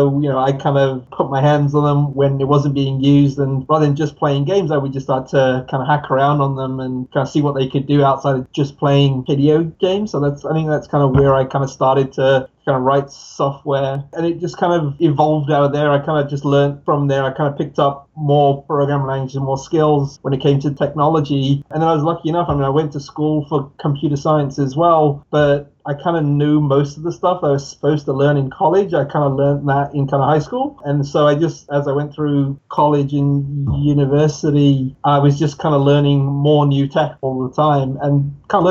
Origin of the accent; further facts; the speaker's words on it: England, United Kingdom; moved away as an adult; also born or lived in Pakistan / San Francisco / New York; now in upstate New York, United States; I was born in Pakistan, grew up in England. So I lived in England for about 18 years, moved to the US now